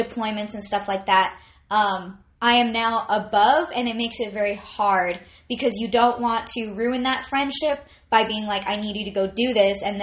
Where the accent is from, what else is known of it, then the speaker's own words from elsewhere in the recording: Northern California, United States; it was a bit difficult to be different in Northern California